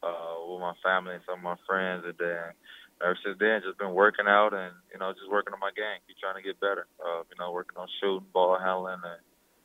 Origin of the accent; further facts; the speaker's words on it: East Chicago, Indiana, United States; I come from East Chicago, which is, you know, tough city, tough town.